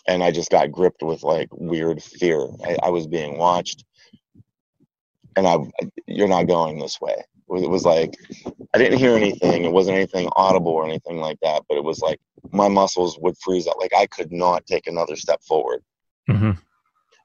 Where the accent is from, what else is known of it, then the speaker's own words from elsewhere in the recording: Beaver County, Pennsylvania, United States; moved away; where I grew up in Beaver County is, so like south and east of where I grew up was, you had the suburbs of Pittsburgh